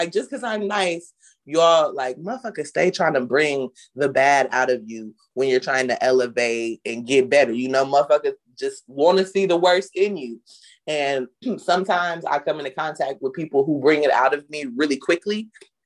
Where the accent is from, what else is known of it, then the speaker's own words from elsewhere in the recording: Oakland, California, United States; I'm from Oakland